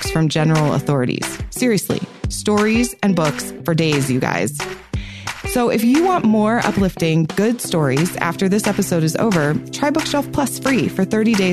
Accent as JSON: {"language": "English", "region": "Pennsylvania", "country": "United States", "tie": "born or raised there", "also_born_or_lived": "West Virginia", "said": "Growing up in Pennsylvania"}